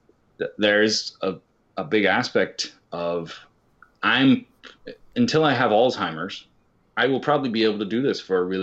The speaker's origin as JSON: {"language": "English", "region": "Kansas", "country": "United States", "tie": "born or raised there", "said": "I grew up in Kansas"}